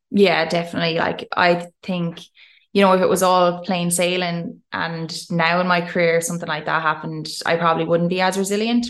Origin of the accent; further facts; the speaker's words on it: Tipperary, Munster, Ireland; moved away as an adult; I'm this Irish girl